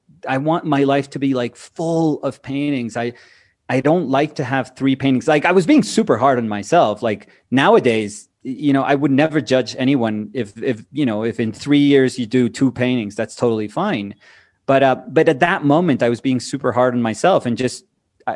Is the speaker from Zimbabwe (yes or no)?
no; Colombia; moved away as an adult; also born or lived in New York, United States / Weehawken, New Jersey, United States / Bogota, Colombia; I'm from Colombia